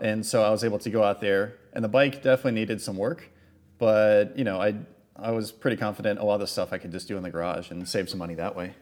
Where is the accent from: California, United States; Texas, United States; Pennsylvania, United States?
Texas, United States; East; I grew up in East Texas.